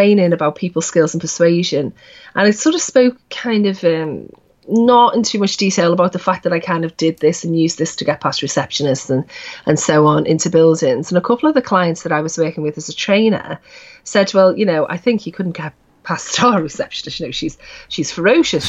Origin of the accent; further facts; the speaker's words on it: Liverpool, North West England, United Kingdom; we were all kind of growing up in Liverpool until the 70s and 80s